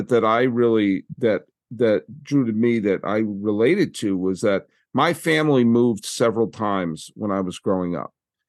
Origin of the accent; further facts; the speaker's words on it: Massachusetts, United States; also born or lived in California; when I was growing up in Massachusetts, you were identified by, you're always identified from the previous migration, where I was Irish Italian in Massachusetts, but I was from Massachusetts in California.